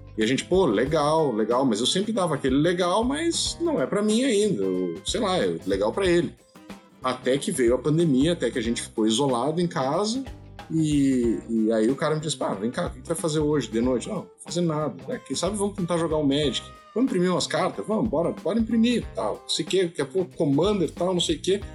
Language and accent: Portuguese; Rio Grande do Sul, Brazil; also born or lived in Brasília; a minha família toda é aqui do Sul, né? Nós uhum. somos do Rio Grande do Sul